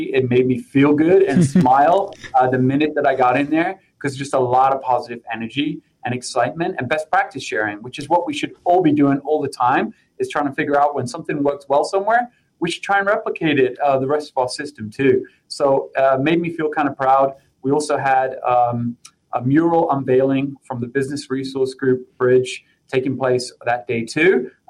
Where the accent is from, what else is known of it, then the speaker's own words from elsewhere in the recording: England, United Kingdom; moved away as an adult; also born or lived in London; now in Denver, United States; I'm originally from England. I actually started with United at London Heathrow and then moved across to the U.S. A few years ago.